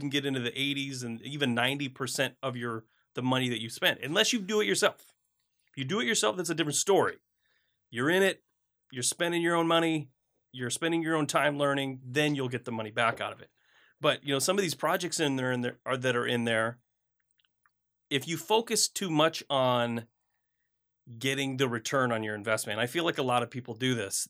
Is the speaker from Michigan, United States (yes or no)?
yes; Flint, Michigan, United States; moved away; I grew up in Flint, Michigan